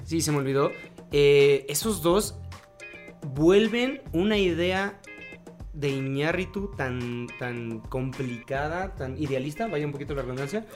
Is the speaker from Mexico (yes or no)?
yes; Mexico; siendo mexicano